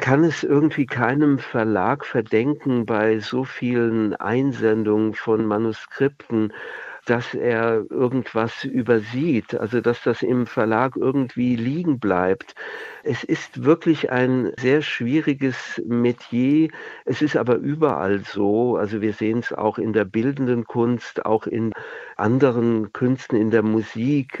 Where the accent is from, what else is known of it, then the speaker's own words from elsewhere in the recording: Wiesbaden, Hesse, Germany; moved away; in meiner Heimatstadt Wiesbaden